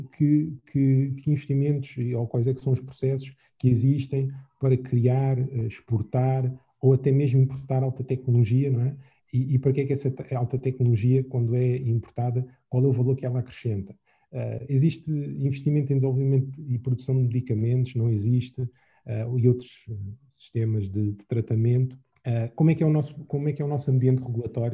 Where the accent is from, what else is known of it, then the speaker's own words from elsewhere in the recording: Angola; como angolanos